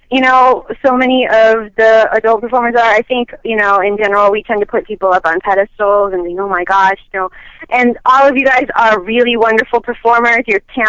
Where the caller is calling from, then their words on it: Chicago, Illinois, United States; from Chicago.